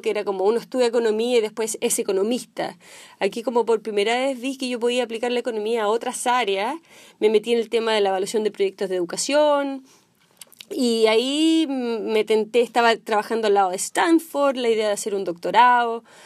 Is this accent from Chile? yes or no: yes; Chile; moved away as an adult; now in Silicon Valley, United States; Yo soy chilena, nací en Chile